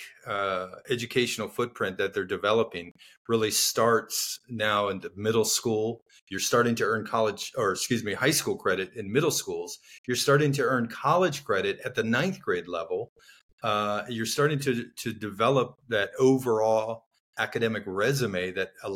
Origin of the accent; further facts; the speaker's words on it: Miami, Florida, United States; Growing up in Miami, Florida, youngest of four